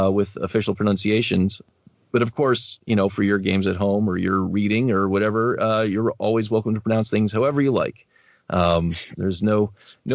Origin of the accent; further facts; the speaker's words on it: United States; I am obviously American